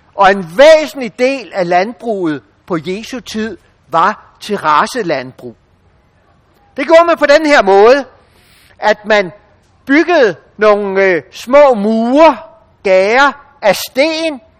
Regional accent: Denmark; som danskere

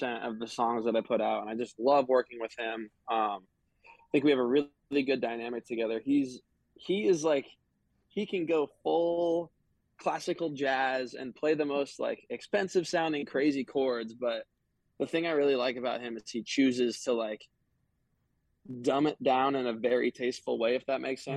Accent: Indiana, United States; moved away as an adult; now in Los Angeles, United States; my hometown, my home state

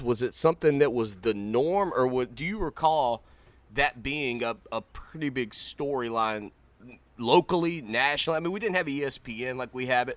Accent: North Carolina, United States; grew up following sports in the state of North Carolina

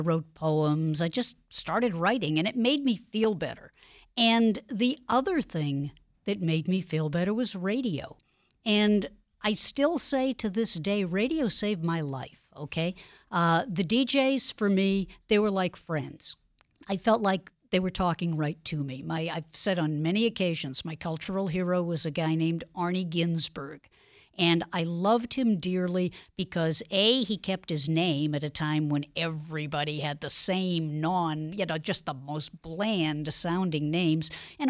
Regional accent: Boston, Massachusetts, United States; I was born in Dorchester. Back in the day when I was growing up, if you were Jewish and you lived in Boston, you probably lived in either Mattapan, Dorchester, or Roxbury.

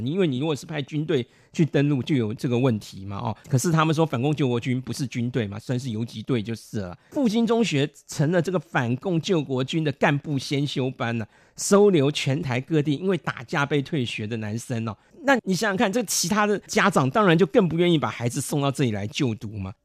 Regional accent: Beitou, Taipei, Taiwan; 我们北投有三个特色嘛

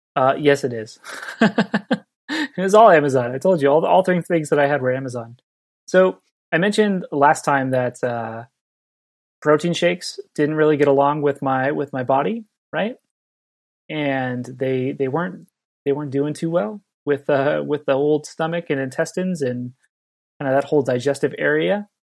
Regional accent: Southern California, United States; now in Santa Cruz, United States; I grew up on beaches in Southern California

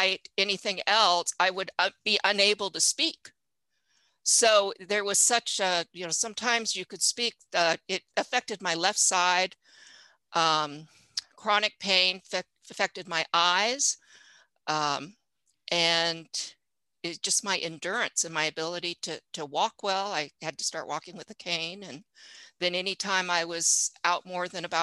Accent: Fresno, Bay Area, California, United States; also born or lived in Richmond, California; I am originally from California, Fresno, Bay Area

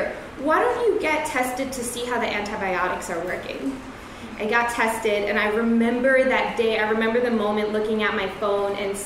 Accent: New York City, New York, United States; I'm a New Yorker

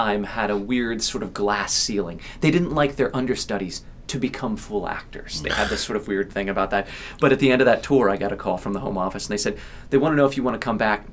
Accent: Ohio, United States; moved away as an adult; also born or lived in New York City, United States / Boston, United States; I'm from Ohio

